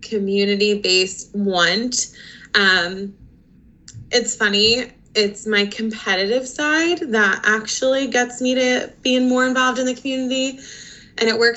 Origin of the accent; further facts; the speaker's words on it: Conshohocken, Pennsylvania, United States; also born or lived in West Chester, Pennsylvania; I am currently a resident of Conshohocken. I grew up in the area most of my life. I went through school at Colonial School District